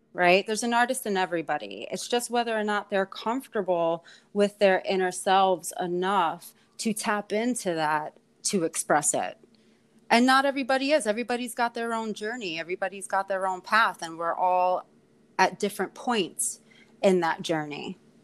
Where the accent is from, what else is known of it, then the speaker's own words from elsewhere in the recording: New York City, New York, United States; also born or lived in Ireland; born and raised in Queens in Astoria